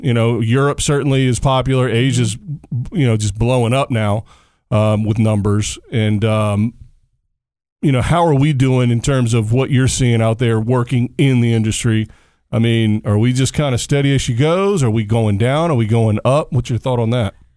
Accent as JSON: {"language": "English", "region": "Virginia", "country": "United States", "moved": "yes", "said": "I'm from Virginia originally, so it's in my home state."}